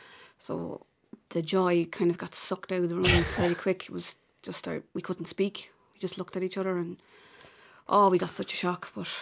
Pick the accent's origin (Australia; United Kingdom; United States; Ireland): Ireland; Athy, Leinster; my hometown of Athy